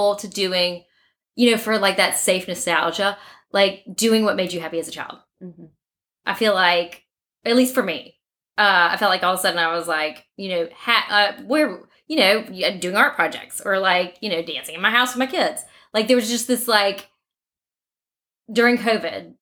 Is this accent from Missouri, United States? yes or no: no; Mountain Brook, Alabama, United States; So we're from Mountain Brook. I do find the first time we grew up with Mountain Brook mentality